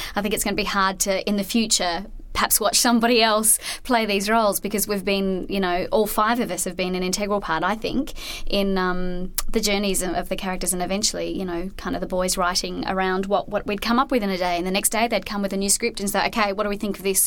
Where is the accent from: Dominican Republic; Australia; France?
Australia; I'm definitely an Australian